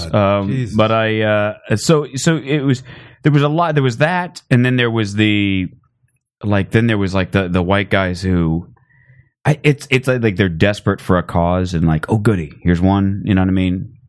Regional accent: Phoenix, Arizona, United States; I'm from Phoenix. There's not a lot of trees.

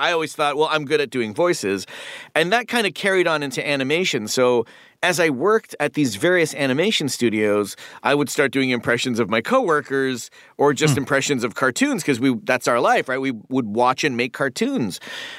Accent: Toronto, Ontario, Canada; I was already surrounded by accents at the table growing up in Toronto, Ontario, Canada.

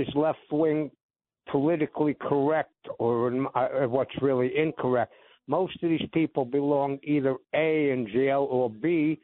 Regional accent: New York, United States; moved away; I was born in New York

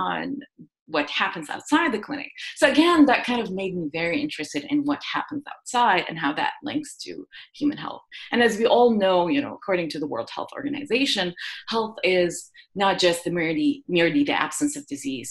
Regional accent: Jordan; moved away as an adult; also born or lived in Iowa, United States; now in San Diego, United States; I grew up in the Middle East in a country where, you know, public health was not a distinct science, but there were a lot of social determinants of health, if you want, such as living in a war zone. You know, we're in a country in Jordan

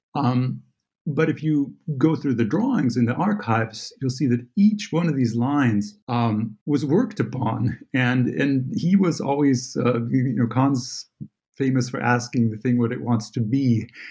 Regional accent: Santa Barbara, California, United States; moved away as an adult; now in Germany; although I live here in Germany, I am uh, born and raised in California. Santa Barbara is my home, and I grew up

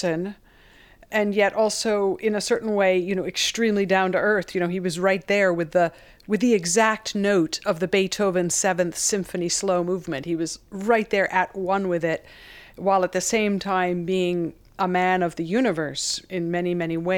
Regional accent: Becket, Massachusetts, United States; I was from Beckett, Mass. He couldn't believe that there was a composer from Beckett, Mass

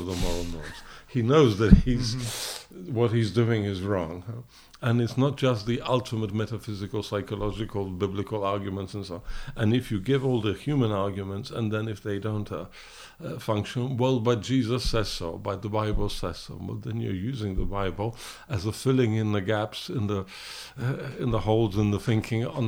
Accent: London, United Kingdom; moved away; also born or lived in Poland; I was born in England of Polish parents, of political emigres.

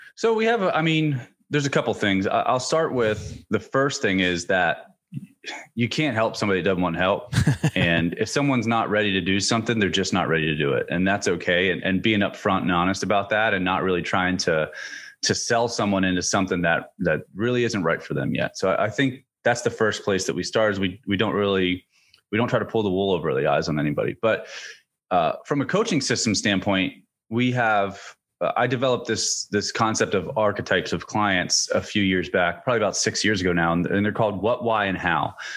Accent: central Pennsylvania, United States; now in Virginia, United States; I'm from, I'm from central Pennsylvania

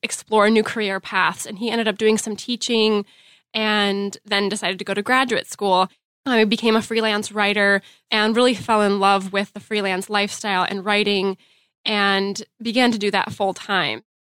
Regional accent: Grand Rapids, Michigan, United States; I'm from Grand Rapids, Michigan

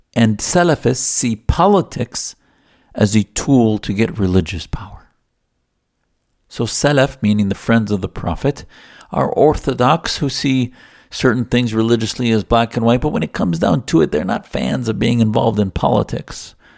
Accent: United States; also born or lived in Arizona; as an American Muslim

